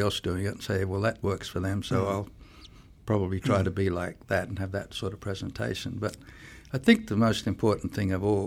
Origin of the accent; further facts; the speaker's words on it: Australia; moved away as an adult; also born or lived in England; I am Australian, but I did a lot of work in England